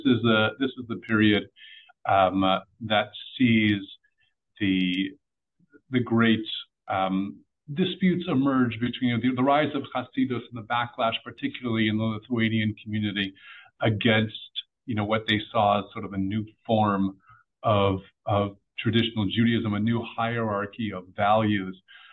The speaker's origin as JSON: {"language": "English", "area": "Bergen County", "region": "New Jersey", "country": "United States", "tie": "born or raised there", "also_born_or_lived": "Israel", "said": "a rather standard modern Orthodox track growing up in Bergen County."}